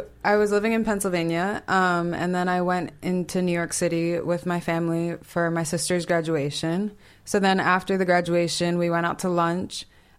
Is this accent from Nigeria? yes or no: yes; Nigeria; Yeah, super, super important, especially being Nigerian.